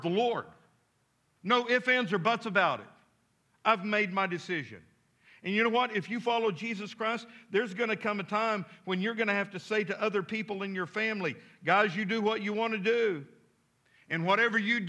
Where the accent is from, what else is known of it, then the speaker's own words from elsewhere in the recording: Midland, Texas, United States; now in Fort Smith, United States; I grew up in Midland, Texas back in the day